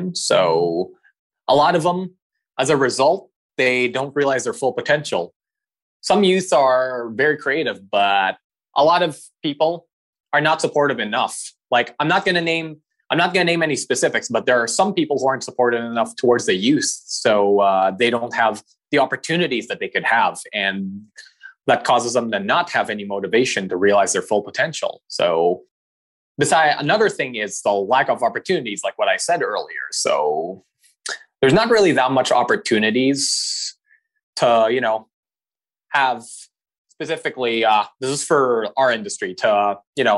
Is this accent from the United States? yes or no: no; Philippines; now in Canada; I'm Filipino